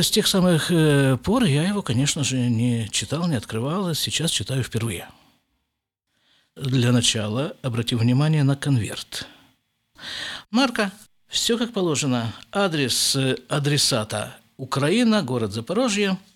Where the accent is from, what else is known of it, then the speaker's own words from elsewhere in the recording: Krasnoyarsk, Krasnoyarsk Krai, Russia; now in Jerusalem, Israel; а уже если я из Красноярска приехал на постоянное жительство в Израиль, то почему бы мне не жить в Иерусалиме?